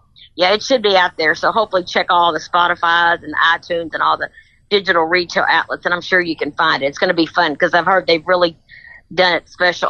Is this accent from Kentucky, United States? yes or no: yes; Kentucky, United States; accent: Kentucky accent; No, Trish, I'm from Kentucky.